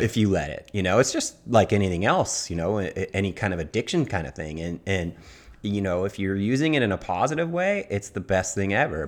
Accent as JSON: {"language": "English", "town": "Laguna Beach", "region": "California", "country": "United States", "tie": "born or raised there", "said": "I grew up in Laguna"}